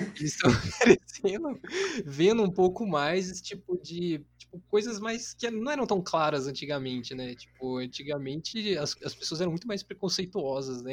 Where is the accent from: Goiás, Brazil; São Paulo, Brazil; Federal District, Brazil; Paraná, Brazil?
São Paulo, Brazil; São José dos Campos; eu sou de São José dos Campos aí, igual o Biruel